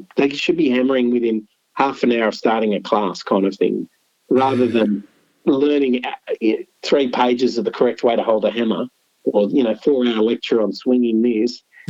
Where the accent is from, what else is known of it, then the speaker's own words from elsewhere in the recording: Canberra, Australian Capital Territory, Australia; also born or lived in Sydney / Philippines / Lebanon; I went to school in Canberra. So I was born in Sydney.